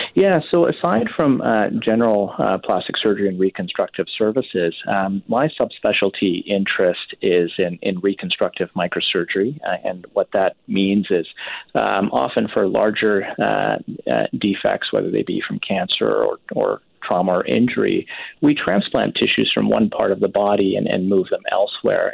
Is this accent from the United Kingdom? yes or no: no; Richmond, British Columbia, Canada; born or raised there; moved away as an adult; also born or lived in Surrey, Canada